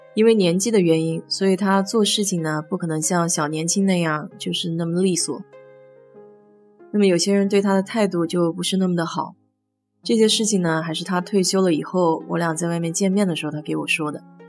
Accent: China; now in United States; 我们中国人

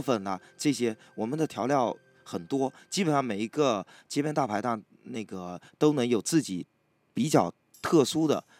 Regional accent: Fujian, China; moved away as an adult; now in Fuzhou, China; 我作为闽南人嗯。我在福州工作十年，生活十年了

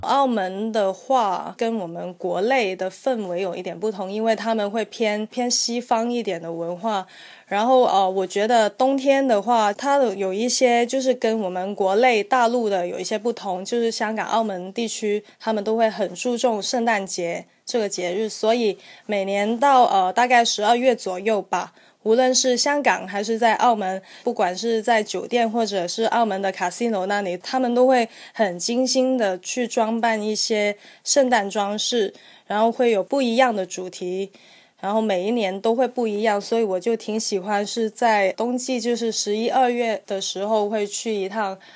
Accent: Guangzhou, Guangdong, China; accent: Hong Kong-style; first language Cantonese; Chinese is a second language; 我就是广州人，就是我母语，就是粤语，所以，呃，我普通话可能会说得有些港式一点

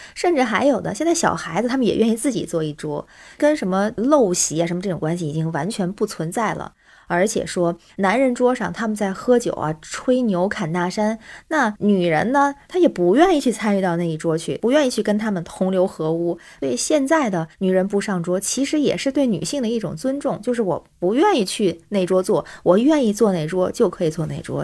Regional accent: Tianjin, China; now in Beijing, China; 我是天津人，现在北京

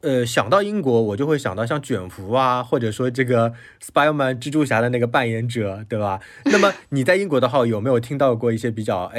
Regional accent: China; 其实他们有很多的这种口音，但我觉得我们中国人特特别介意口

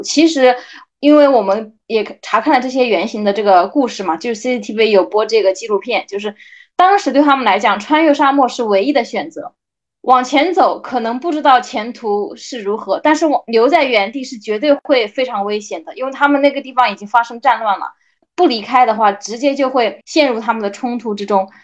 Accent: China; 我们中国人

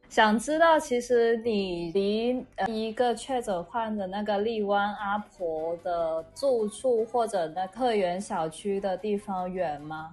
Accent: Guangzhou, Guangdong, China; Chinese is a second language; 我作为广州人

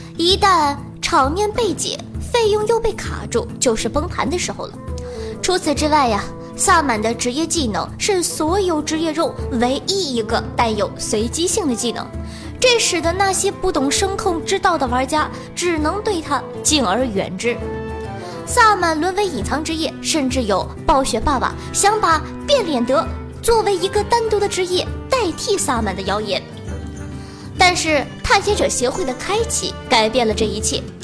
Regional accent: Northeast China, China; 在东北土生土长，二十多年

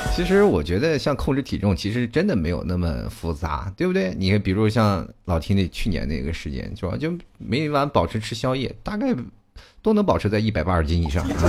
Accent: China; 我们中国人

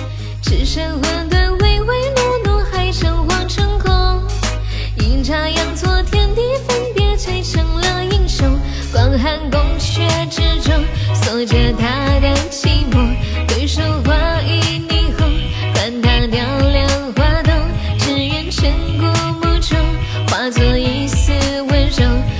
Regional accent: Tianjin, China; 天津的呀，我天津，你哪儿的？

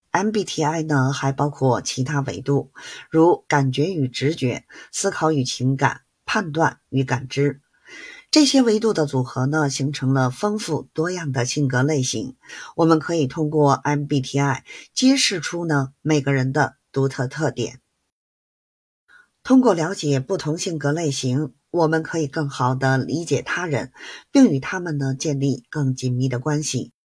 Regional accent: Beijing, China; 记得关注我哦，我是北京的…，咱们下期节目再见

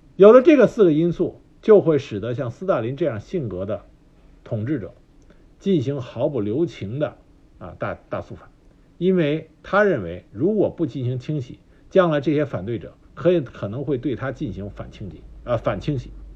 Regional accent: China; 我们中国

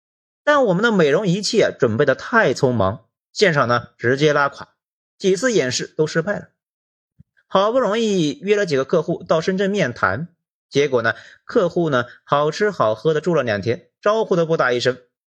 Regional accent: Hunan, China; moved away as an adult; also born or lived in Shenzhen; 我湖南人什么场面没见过啊？

